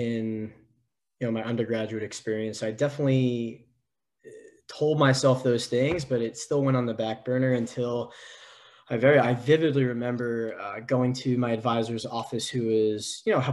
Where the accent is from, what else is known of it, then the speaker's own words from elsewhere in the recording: New York, United States; moved away as an adult; now in San Diego, United States; I'm from originally from New York